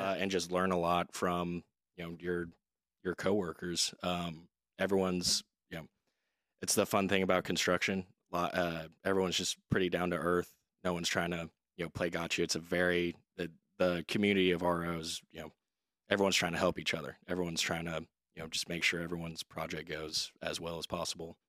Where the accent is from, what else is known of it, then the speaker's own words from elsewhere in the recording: Dallas, Texas, United States; moved away as an adult; also born or lived in Oxford, Mississippi; now in Austin, United States; I'm originally from Dallas, Texas, uh, born and raised